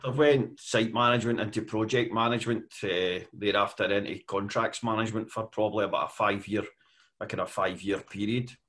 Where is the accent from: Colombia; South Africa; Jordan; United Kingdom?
United Kingdom; west coast of Scotland; I come from uh, here on the west coast of Scotland. Uh, I was born and bred there.